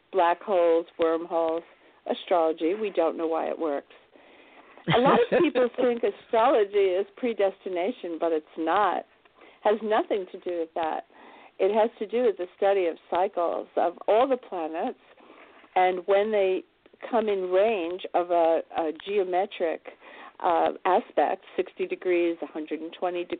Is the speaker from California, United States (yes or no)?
no; New York City, New York, United States; I was born in New York City, right in Manhattan